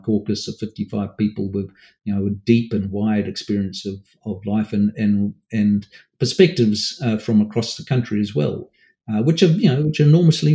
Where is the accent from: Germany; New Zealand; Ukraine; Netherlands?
New Zealand; Auckland; I grew up in Mount Roskill, suburb in Auckland